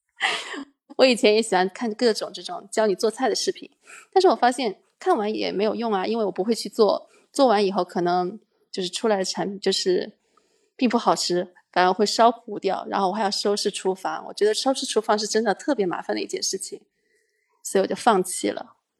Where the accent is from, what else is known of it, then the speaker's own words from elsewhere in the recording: Madrid, Community of Madrid, Spain; also born or lived in China; 我从小来的城市，第一个城市落脚点就是马德里，然后在这边生活了哦很久